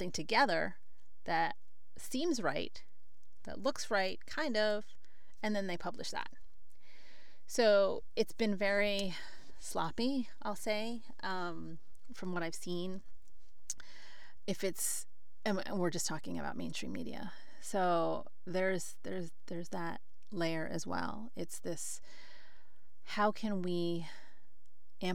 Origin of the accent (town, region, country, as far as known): United States